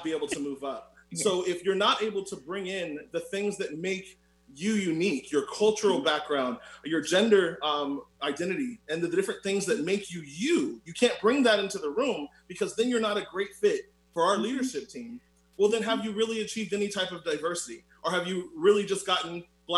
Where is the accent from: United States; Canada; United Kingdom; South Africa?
United States; Orlando, Florida; I'm also from Orlando, Florida